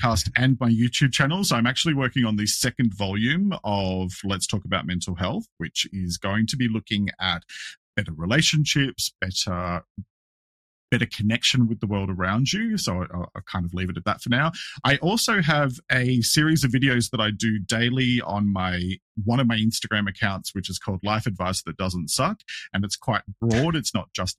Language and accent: English; Australia; I'm an Australian.